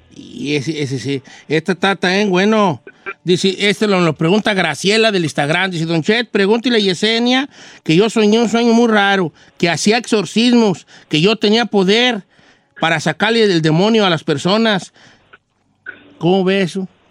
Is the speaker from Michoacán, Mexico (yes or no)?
yes; La Sauceda, Michoacán, Mexico; moved away; en mi pueblo, de donde, donde yo soy, el pueblo más bonito del mundo, la Sauceda de Michoacán